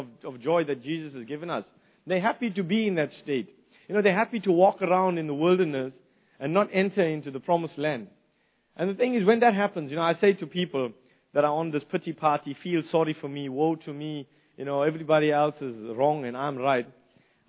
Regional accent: South Africa; moved away as an adult; now in New Zealand; growing up in the old days in South Africa under the apartheid system

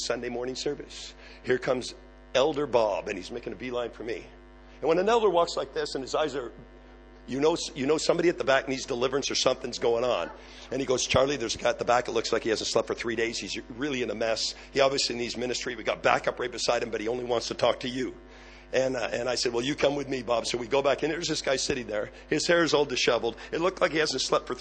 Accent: Canada; I am Canadian. I just look American

